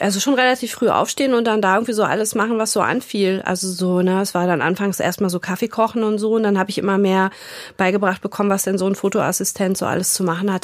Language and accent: German; Frankfurt, Hesse, Germany; moved away as an adult; also born or lived in Istanbul, Turkey; now in Hamburg, Germany; ich bin in Frankfurt aufgewachsen oder in der Nähe von Frankfurt